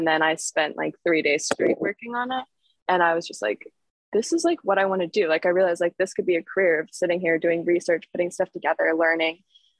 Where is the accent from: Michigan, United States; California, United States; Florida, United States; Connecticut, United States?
California, United States; San Francisco; born there; my grandma lived in Pebble Beach. I was born in San Francisco. So my family is all up and down the coast.